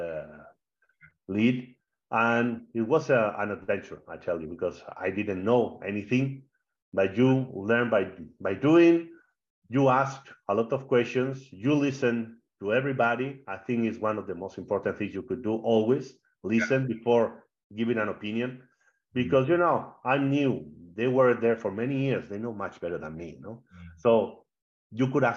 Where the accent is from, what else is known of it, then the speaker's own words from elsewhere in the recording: Spain; English is a second language; moved away as an adult; also born or lived in Switzerland / Australia; now in Arkansas, United States; as you can tell from my accent, I'm not from Texas, okay? I'm from Spain